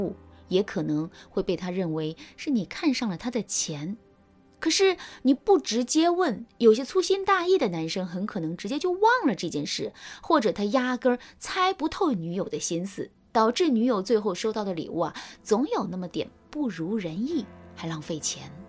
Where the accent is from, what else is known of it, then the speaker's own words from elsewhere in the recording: China; 要说情人节定在二月十四日，对于我们中国人来说可真是有点尴尬。